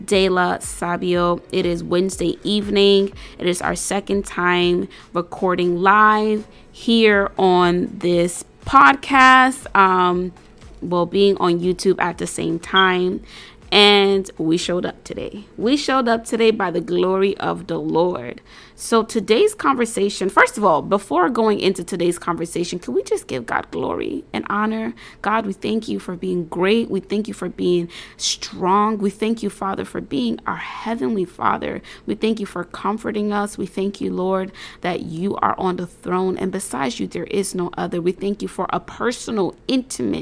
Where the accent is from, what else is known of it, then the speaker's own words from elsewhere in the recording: New York City, New York, United States; I am an entrepreneur from New York City